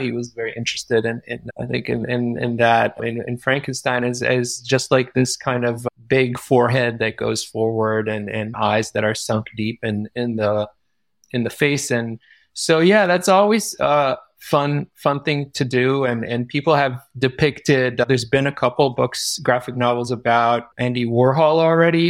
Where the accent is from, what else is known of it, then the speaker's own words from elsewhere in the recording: Israel; moved away; I grew up in Israel